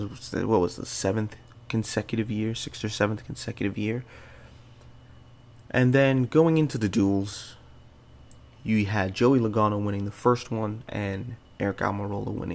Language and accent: English; Canada; being Canadian